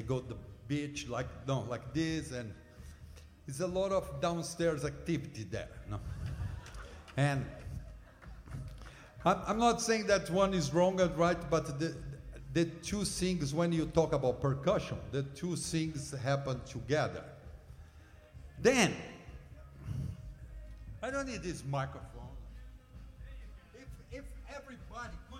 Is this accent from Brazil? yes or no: yes; Brazil; English is a second language; moved away as an adult; now in United States; I come from Brazil, and when I came here